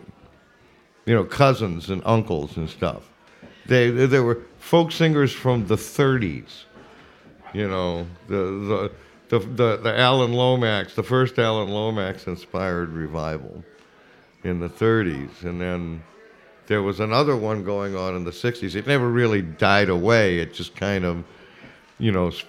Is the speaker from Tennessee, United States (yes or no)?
yes; Memphis, Tennessee, United States; I'm from Memphis. We say hane, hane